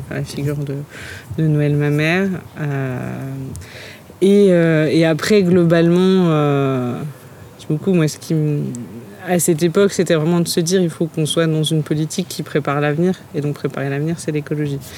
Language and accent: French; Vesoul, Bourgogne-Franche-Comté, France